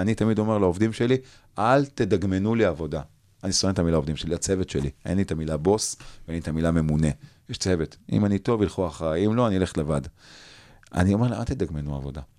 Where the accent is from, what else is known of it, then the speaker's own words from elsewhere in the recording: Jerusalem, Jerusalem District, Israel; אני בתור ילד, לא גדלתי בשכונת פאר, גדלתי בשכונת נווה יעקב